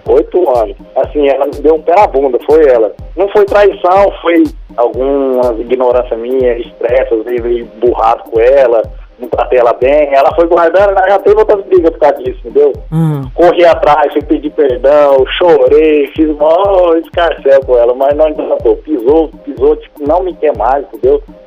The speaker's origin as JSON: {"language": "Portuguese", "region": "interior of São Paulo", "country": "Brazil", "moved": "yes", "lives_now": "Goiânia, Brazil", "said": "eu sou, eu sou, sou de São Paulo, do interior de São Paulo, mas eu moro em Goiânia nove anos, virei Goiânia agora."}